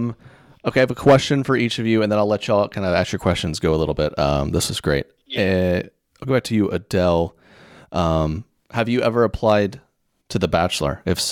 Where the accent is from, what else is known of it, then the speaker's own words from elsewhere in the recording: Oklahoma, United States; we're both from Oklahoma.